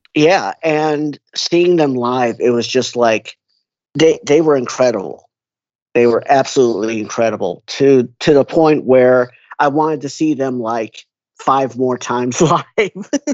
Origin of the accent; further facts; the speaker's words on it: Skokie, Illinois, United States; It's a suburb called Skokie. It's just north of uh, Chicago